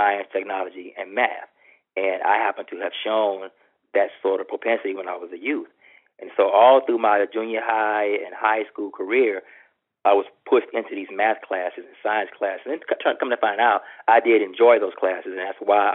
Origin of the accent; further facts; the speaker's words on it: Texas, United States; I'm from Texas, so I spent my first semester here at Texas A&M